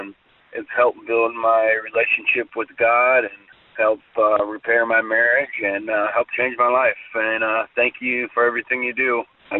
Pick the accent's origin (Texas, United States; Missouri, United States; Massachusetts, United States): Missouri, United States; St. Louis; I'm from St. Louis.